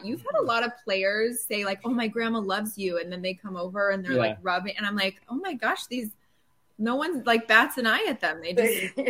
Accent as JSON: {"language": "English", "region": "Indiana", "country": "United States", "said": "I'm from Indiana."}